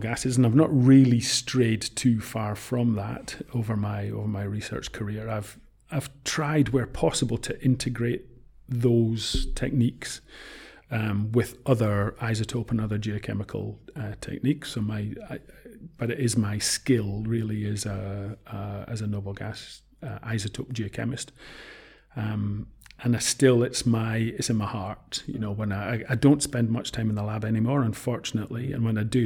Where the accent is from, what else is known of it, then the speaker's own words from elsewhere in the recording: Scotland, United Kingdom; also born or lived in Woking, Surrey / Sheffield / Manchester; I'm Scottish by family. I've lived in Scotland all my life